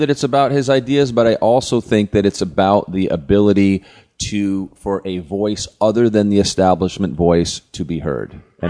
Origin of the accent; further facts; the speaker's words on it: Vermont, United States; I grew up in Vermont and I remember him as the mayor of Burlington.